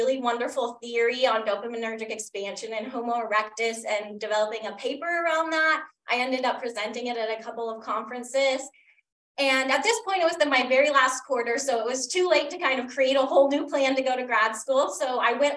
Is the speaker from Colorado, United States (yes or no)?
yes; Woodland Park, Colorado, United States; also born or lived in Northern California; originally I was born in Northern California, but when I was about 10, my parents moved to Woodland Park, Colorado. So that's where I spent a lot of time growing up.